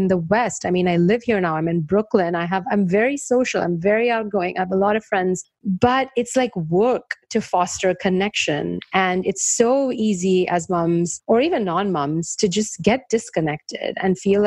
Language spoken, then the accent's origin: English; India; moved away; in India, I grew up in India